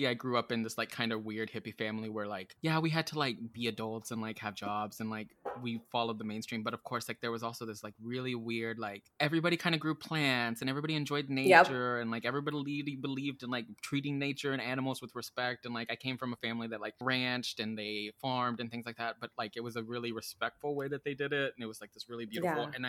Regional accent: Texas, United States; now in West Coast, United States; Growing up in Texas

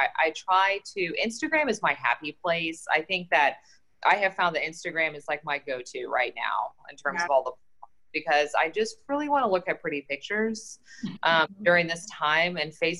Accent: Frankfurt, Hesse, Germany; now in Charlotte, United States; I grew up in Germany, around Frankfurt. My dad was military. My mom's German.

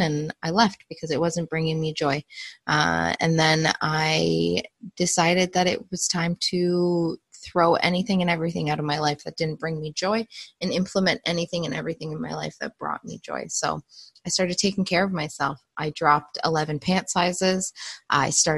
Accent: Canada; the culture I grew up in as a Canadian

